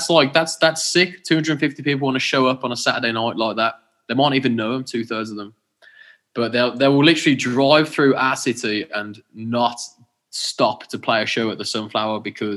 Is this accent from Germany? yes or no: no; Birmingham, West Midlands, United Kingdom; I'm from Birmingham